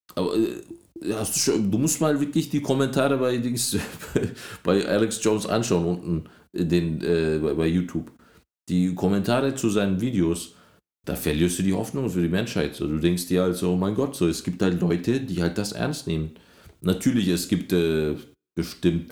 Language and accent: German; Germany; now in Berlin, Germany; als Deutscher